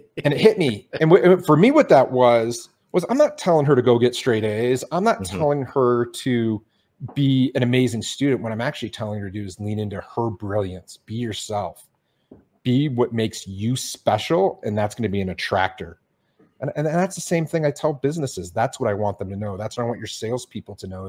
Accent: Detroit, Michigan, United States; moved away as an adult; I grew up in Detroit.

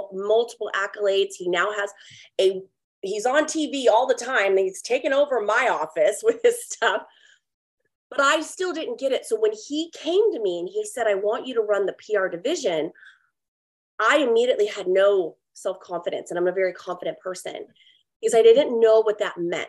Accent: California, United States; moved away as an adult; also born or lived in Oregon; now in Texas, United States; I was born and raised in California, lived there for 38 years

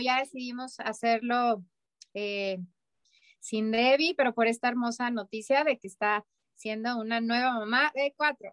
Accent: Mexico; a los mexicanos nos falta

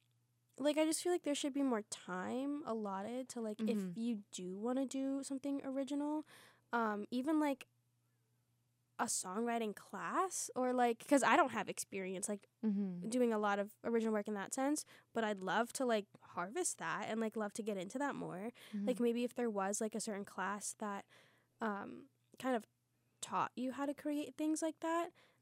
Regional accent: Lancaster County, Pennsylvania, United States; also born or lived in Guatemala; I guess I should start with the part where I was born in Guatemala. And I was adopted when I was 3 months old, so that is why I say I was raised in Lancaster County, Pennsylvania

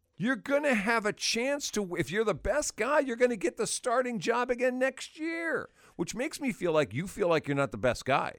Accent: Wisconsin, United States; moved away; I grew up in Wisconsin, and my school had wrestling in high school

